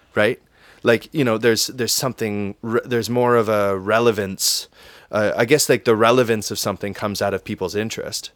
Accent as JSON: {"language": "English", "town": "Windsor", "region": "Ontario", "country": "Canada", "tie": "born or raised there", "also_born_or_lived": "Toronto", "said": "I love my hometown"}